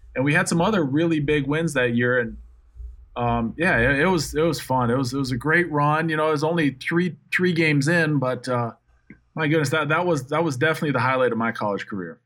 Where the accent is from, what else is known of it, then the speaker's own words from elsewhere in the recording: Minnesota, United States; moved away; I'm from Minnesota.